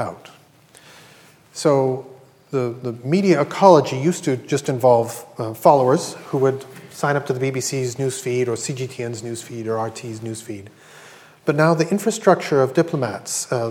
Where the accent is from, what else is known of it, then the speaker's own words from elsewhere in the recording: Canada; I'm Canadian